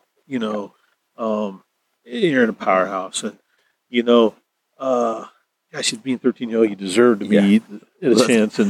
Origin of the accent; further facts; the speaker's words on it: Texas, United States; moved away; I was raised in Texas, so I'm Texas.